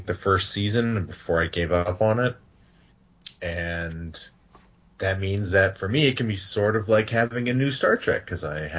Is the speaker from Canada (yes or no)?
yes; Saskatoon, Saskatchewan, Canada; my hometown of Saskatoon